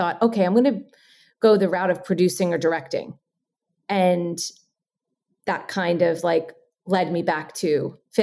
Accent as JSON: {"language": "English", "region": "New Jersey", "country": "United States", "said": "I'm from Jersey."}